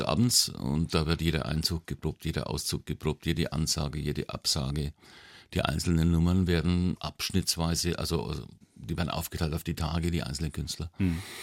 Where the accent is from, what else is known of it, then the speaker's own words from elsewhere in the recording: Nuremberg, Bavaria, Germany; aufgewachsen bin ich in der Südstadt, mhm. in Falkenheim